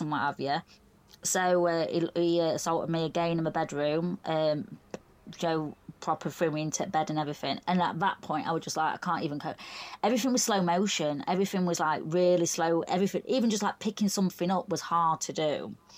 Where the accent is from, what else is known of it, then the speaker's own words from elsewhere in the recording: Doncaster, Yorkshire and the Humber, United Kingdom; I'm from Doncaster, South Yorkshire, so uh, about a good hour's drive